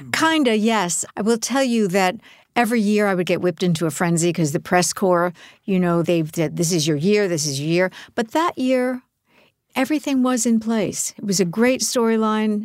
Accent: New York, United States; I grew up in New York.

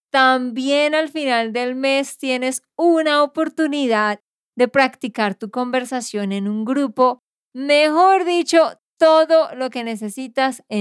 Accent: Barranquilla, Atlántico, Colombia; born there; el Carnaval de Barranquilla. Pues Barranquilla, la ciudad donde yo nací.

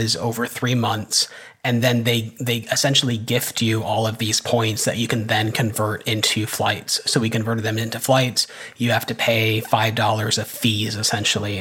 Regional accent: United States; as an American

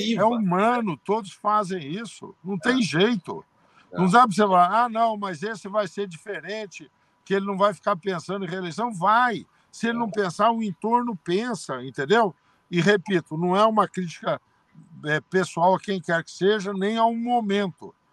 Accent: Altinópolis, São Paulo, Brazil; de Altinópolis, onde eu nasci

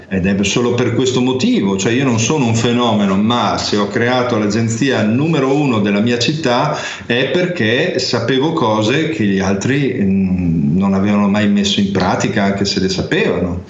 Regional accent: Ferrara, Emilia-Romagna, Italy; a Ferrara, dove- che è la mia città natale

